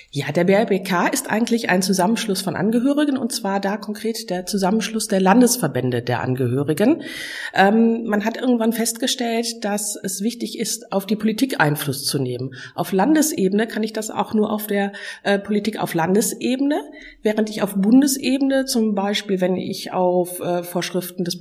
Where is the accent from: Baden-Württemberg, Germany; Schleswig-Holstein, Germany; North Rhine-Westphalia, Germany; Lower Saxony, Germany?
North Rhine-Westphalia, Germany; Ratingen; Ich komme aus Ratingen, also aus Nordrhein-Westfalen, bin von Beruf Rechtsanwältin.